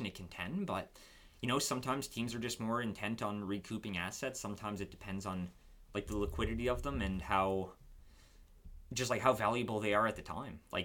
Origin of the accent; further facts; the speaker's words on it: Moncton, New Brunswick, Canada; I'm from Moncton